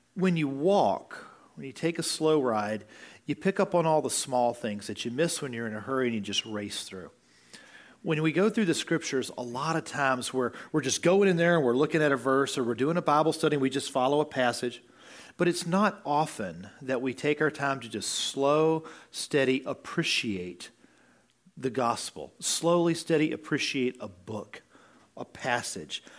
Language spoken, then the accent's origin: English; United States; as an American